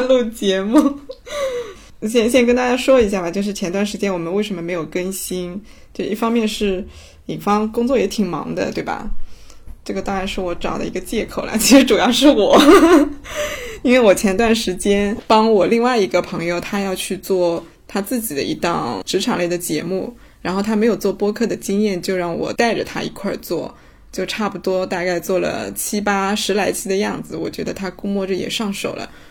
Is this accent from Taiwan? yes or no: no; Shaoxing, Zhejiang, China; 我作为绍兴人